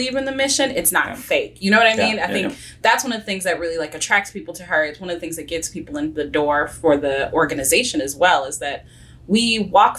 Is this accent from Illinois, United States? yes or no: yes; Oak Park, Illinois, United States; now in Lombard, United States; I'm from Oak Park